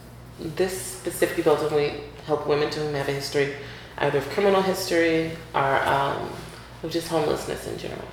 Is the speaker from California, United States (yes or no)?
no; Atlanta, Georgia, United States; now in Bronx, United States; I grew up in Atlanta